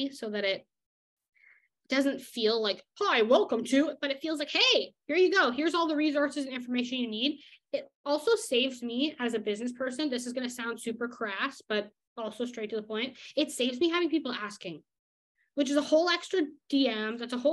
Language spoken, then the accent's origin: English; Canada; I'm the Canadian German woman here